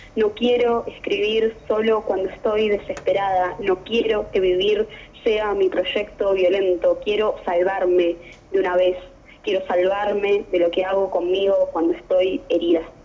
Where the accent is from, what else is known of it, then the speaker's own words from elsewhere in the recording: Temperley, Buenos Aires Province, Argentina; Yo soy de Temberley